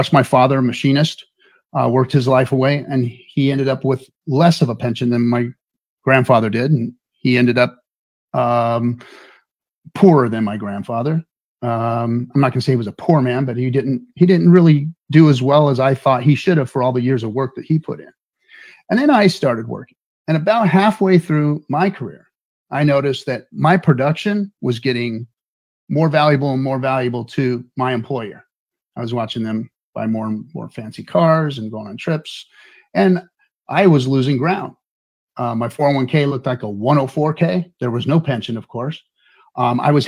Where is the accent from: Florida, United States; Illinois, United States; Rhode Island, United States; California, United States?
California, United States; Inglewood; I grew up in Inglewood, California, which is the hood